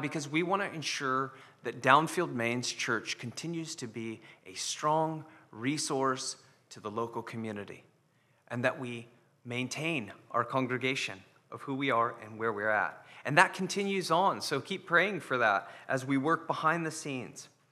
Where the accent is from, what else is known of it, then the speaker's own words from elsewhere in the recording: United States; moved away; being American